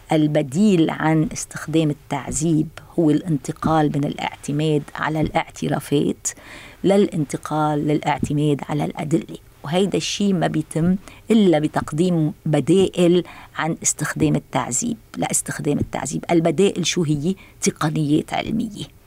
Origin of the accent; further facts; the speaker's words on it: Lebanon; أنا كلبنانية ورئيسة اللجنة